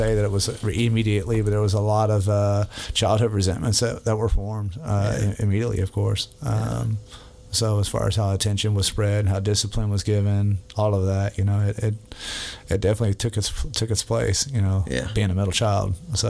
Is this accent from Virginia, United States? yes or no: yes; Virginia Beach, Virginia, United States; born there; I'm a military brat. I was born in Virginia Beach, Virginia.